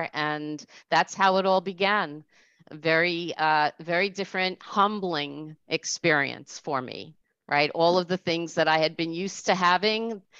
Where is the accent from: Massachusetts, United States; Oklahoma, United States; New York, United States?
New York, United States; Rockland County; also born or lived in Orange County, New York / New Jersey; I'm from New York, Orange County, New York, Rockland County, New York, woohoo. and I came back to Rockland where I was from.